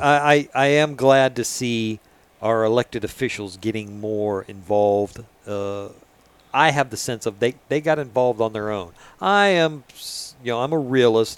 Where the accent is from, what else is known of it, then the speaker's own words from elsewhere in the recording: Florida, United States; being a Florida native